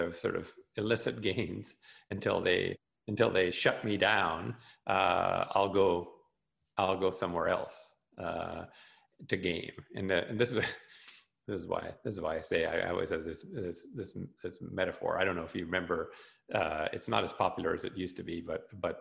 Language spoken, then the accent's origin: English; Canada; I'm a Canadian